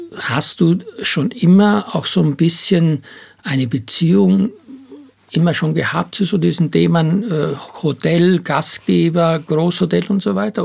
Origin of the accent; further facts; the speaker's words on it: Styria, Austria; moved away as an adult; also born or lived in Hamburg; ich komme ja aus der Steiermark